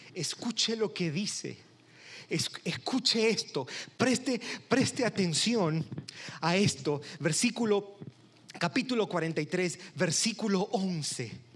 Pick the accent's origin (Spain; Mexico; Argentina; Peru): Peru; Soy de Perú.